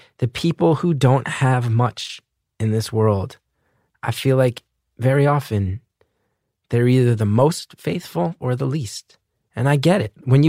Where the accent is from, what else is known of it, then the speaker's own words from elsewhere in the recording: New York City, New York, United States; And I'm an artist from New York City